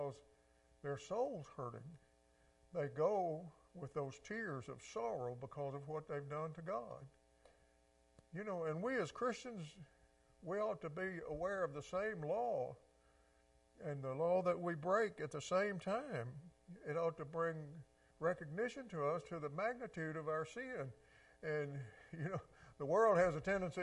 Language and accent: English; Mississippi Delta, United States; I grew up in the Delta too, just on the other side of the river